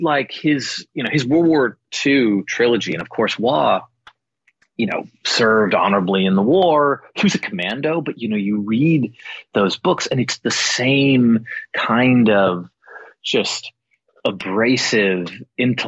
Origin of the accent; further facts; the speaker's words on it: White Plains, New York, United States; White Plains, New York is where I grew up